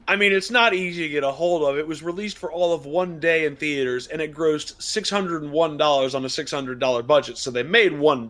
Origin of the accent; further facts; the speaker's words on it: United States; as an American